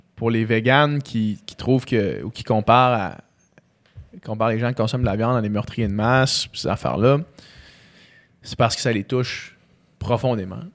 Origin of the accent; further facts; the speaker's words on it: Chicoutimi, Quebec, Canada; also born or lived in Houston, Texas; quand je suis né à Chicoutimi